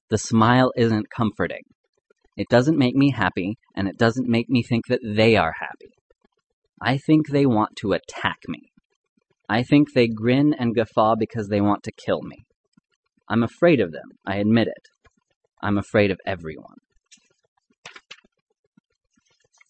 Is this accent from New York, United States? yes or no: no; Arizona, United States; I grew up in Arizona